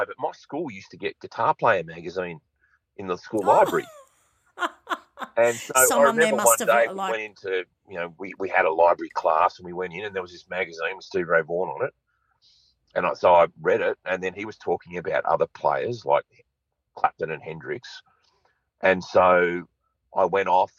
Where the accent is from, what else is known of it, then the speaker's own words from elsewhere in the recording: Sydney, New South Wales, Australia; I grew up in Sydney's North.